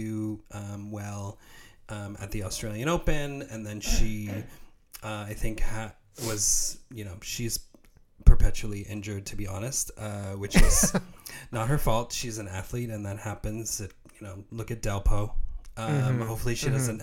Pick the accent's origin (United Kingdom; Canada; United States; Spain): Canada; a Canadian tennis fan